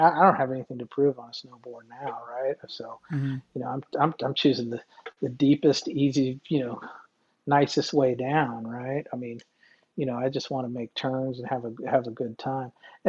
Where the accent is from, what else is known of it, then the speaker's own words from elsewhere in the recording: Alaska, United States; growing up in Alaska